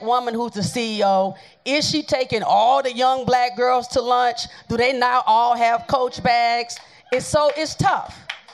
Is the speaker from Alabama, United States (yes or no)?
yes; Montgomery, Alabama, United States; I'm from Montgomery, Alabama